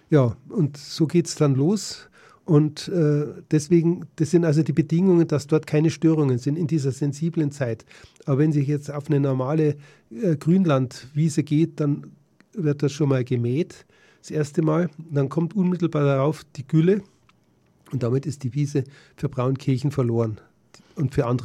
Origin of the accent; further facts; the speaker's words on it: Munich, Bavaria, Germany; als Münchner in, im Ballungsraum München selbst habe ich keine Chance